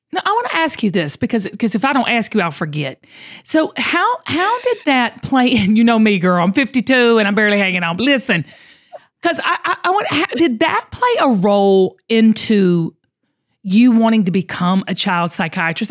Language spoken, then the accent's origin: English; the South, United States; I grew up in the South